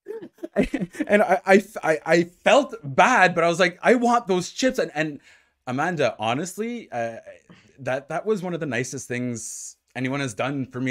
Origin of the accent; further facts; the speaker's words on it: Ottawa, Ontario, Canada; moved away; I'm from Ottawa, so uh, which is obviously in Ontario